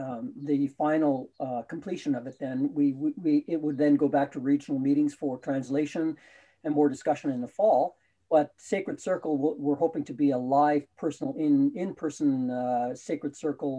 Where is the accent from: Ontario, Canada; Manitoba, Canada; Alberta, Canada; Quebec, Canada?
Manitoba, Canada; Winnipeg; also born or lived in Selkirk, Manitoba; I was born in Selkirk, Manitoba, a little ways north of Winnipeg. And that's kind of where all my family is. My cousins, my relatives that I grew up with are all there.